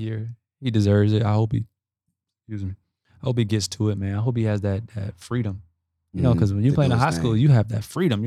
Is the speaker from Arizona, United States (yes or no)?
no; St. Petersburg, Florida, United States; I'm from St. Pete